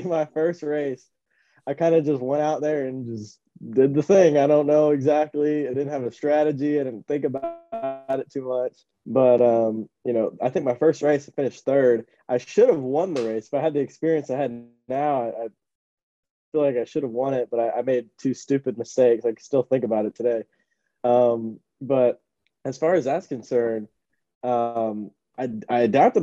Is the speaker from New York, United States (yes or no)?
no; Miami, Florida, United States; so I grew up in Miami, so uh, definitely mostly predominantly Hispanic